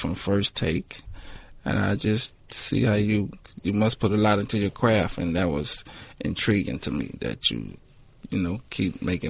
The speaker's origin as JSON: {"language": "English", "town": "New Orleans", "region": "Louisiana", "country": "United States", "tie": "born or raised there", "also_born_or_lived": "Canada", "said": "I'm from New Orleans, so we talk with a slang."}